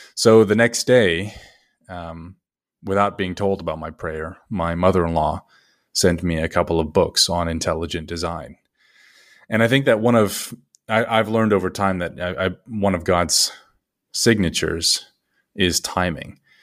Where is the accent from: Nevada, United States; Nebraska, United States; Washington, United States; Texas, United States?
Nevada, United States; Las Vegas; moved away as an adult; also born or lived in China / Vietnam / England; I had worked in Las Vegas, my hometown, up until I was about twenty-five